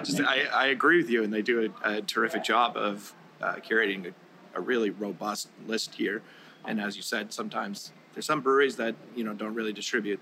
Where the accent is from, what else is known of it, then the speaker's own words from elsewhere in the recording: Peabody, Massachusetts, United States; moved away as an adult; now in Texas, United States; I'm actually from Peabody, which is about I don't know 18 miles north of here. I uh, grew up there